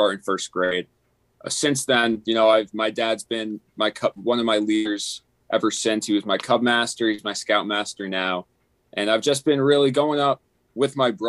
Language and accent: English; Sparta, New Jersey, United States; I'm from Northern New Jersey, the greatest state in all of the 50. Sparta, New Jersey